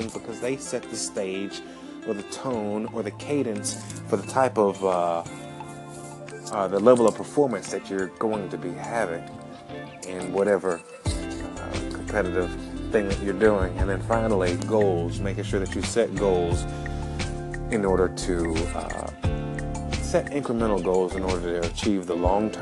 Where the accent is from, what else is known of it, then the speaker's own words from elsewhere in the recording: Alabama, United States; moved away as an adult; also born or lived in Atlanta, Georgia; now in San Diego, United States; I'm from Alabama